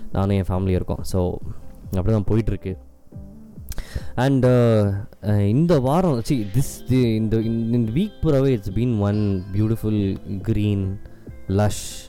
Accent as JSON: {"language": "Tamil", "town": "Ooty", "region": "Tamil Nadu", "country": "India", "tie": "born or raised there", "also_born_or_lived": "Coimbatore", "moved": "yes", "said": "இது நான் பிறந்து வளர்ந்த இடம்"}